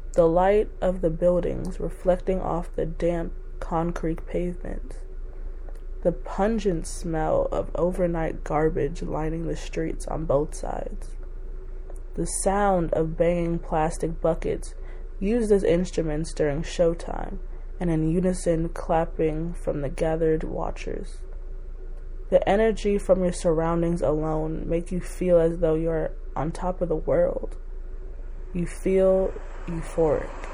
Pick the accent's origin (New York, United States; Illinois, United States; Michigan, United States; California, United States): New York, United States; New York City; I have grown up in New York City my entire life, specifically Crown Heights, Brooklyn